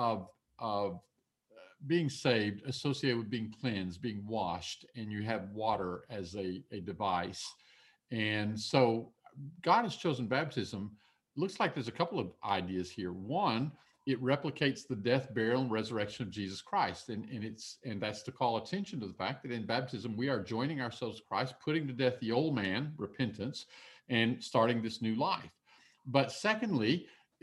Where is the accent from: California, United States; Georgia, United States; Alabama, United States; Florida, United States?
Alabama, United States; I'm from Alabama